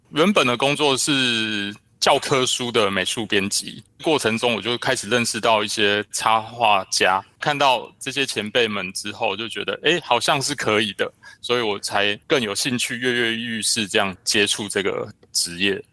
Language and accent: Chinese; Taiwan; 我是来自台湾的绘本作家